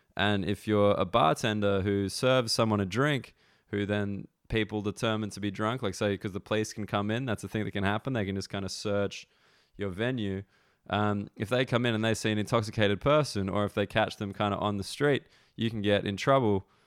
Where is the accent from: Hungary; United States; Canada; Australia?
Australia; now in London, United Kingdom; I'm from Australia